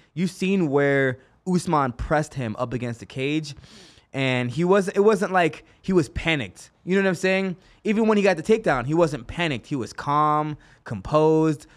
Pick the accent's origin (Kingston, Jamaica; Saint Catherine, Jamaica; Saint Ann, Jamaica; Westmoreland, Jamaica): Kingston, Jamaica; now in Las Vegas, United States; I was born in Kingston, Jamaica